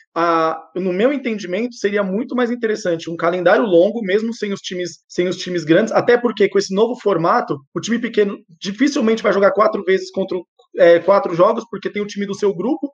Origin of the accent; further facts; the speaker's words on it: Santo André, São Paulo, Brazil; Eu sou de Santo André